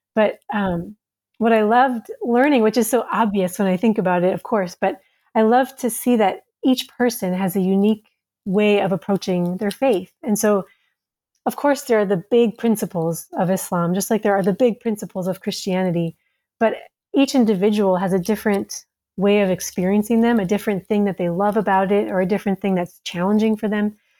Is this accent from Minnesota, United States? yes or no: yes; Minnesota, United States; moved away as an adult; also born or lived in Somalia; now in Djibouti, Djibouti; I'm an American. I'm from Minnesota